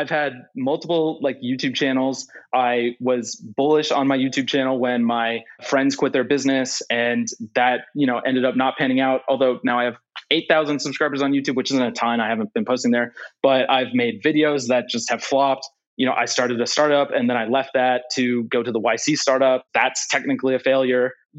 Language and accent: English; Calgary, Alberta, Canada; also born or lived in Netherlands; now in Houston, United States; I was born in Houston, Canada. And then I moved to Canada, Calgary. And then I moved to the Netherlands. And then I went back to Canada for university.